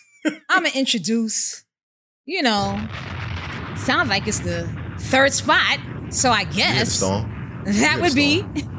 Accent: New York City, New York, United States; You know I hail from Co-op City, Section 5.

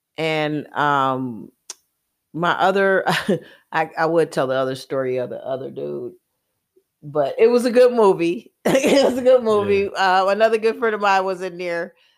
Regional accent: Milwaukee, Wisconsin, United States; And growing up in Milwaukee was really good.

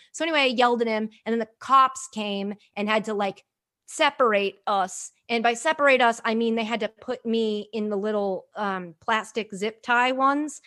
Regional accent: United States; also born or lived in Sydney, Australia; I'm American

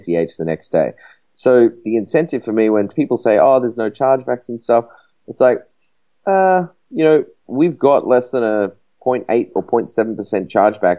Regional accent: Australia; I'm from Australia

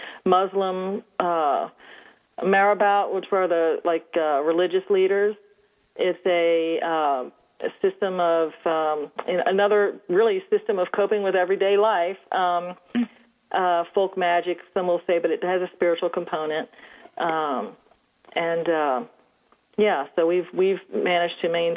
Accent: New Orleans, Louisiana, United States; Yes. Mm-hmm. I was born and raised in New Orleans.

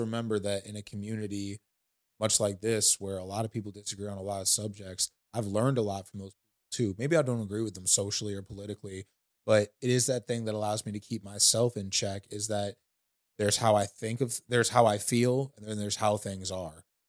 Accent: St. Louis, Missouri, United States; I come from Saint Louis

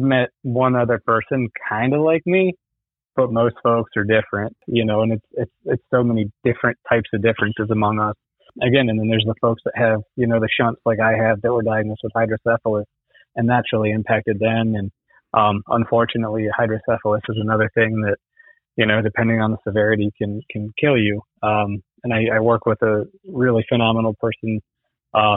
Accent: West Palm Beach, Florida, United States; I was born in West Palm Beach

